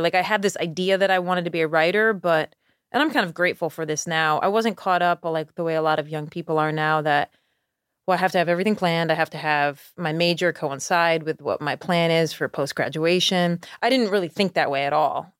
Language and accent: English; Schenectady, New York, United States; now in Charleston, United States; I grew up in Schenectady